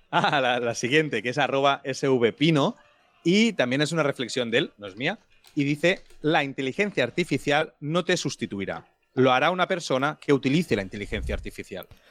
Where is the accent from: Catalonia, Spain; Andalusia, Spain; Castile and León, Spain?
Catalonia, Spain; Tiana; mi pueblo, Tiana